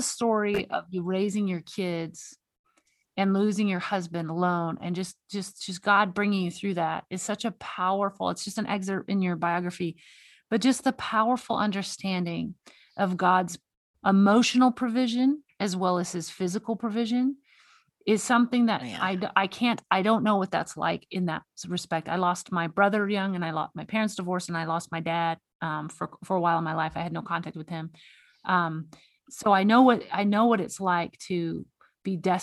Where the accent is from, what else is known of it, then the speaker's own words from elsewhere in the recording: Texas, United States; now in Montana, United States; I live in Montana. So I see, and I'm from Texas